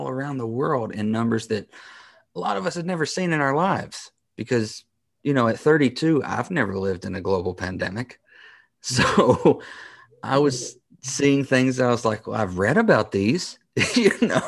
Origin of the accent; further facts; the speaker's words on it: United States; I, as an American